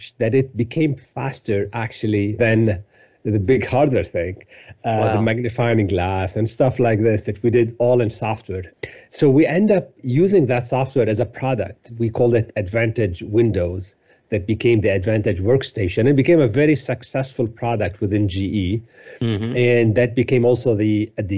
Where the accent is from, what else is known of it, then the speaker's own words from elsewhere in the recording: Beirut, Beirut Governorate, Lebanon; moved away as an adult; also born or lived in Cyprus / France / Paris / Salt Lake City; I was born in Lebanon, in Beirut, in the late 60s. Unfortunately, the war started in Lebanon in 1975, and I was still at a young age. So I barely remember my life before war, basically. So I kind of grew up during the war in Lebanon.